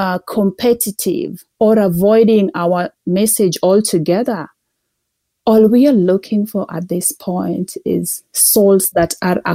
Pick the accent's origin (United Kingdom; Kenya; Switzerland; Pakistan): Kenya; moved away as an adult; now in Calgary, Canada; I'm originally from Kenya. I moved to Calgary in 2012.